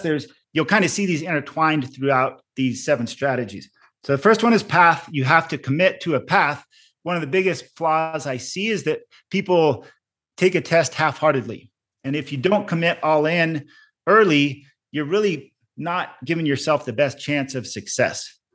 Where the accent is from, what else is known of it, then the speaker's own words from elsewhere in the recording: Arizona, United States; also born or lived in Colorado; eventually ended up coming back home to Arizona 'cause I have a lot of family and friends still here